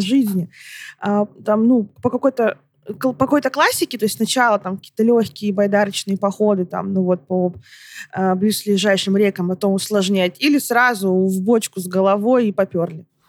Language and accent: Russian; Barnaul, Altai Krai, Russia; я родом из Барнаула